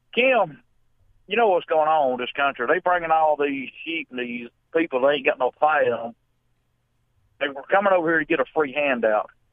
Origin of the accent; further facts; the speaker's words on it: United States; being American, I'm proud American